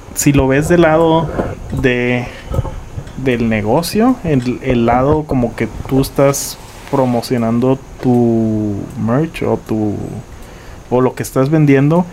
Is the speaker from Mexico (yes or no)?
yes; Nuevo Laredo, Tamaulipas, Mexico; nací en Nuevo Laredo, aquí, en Laredo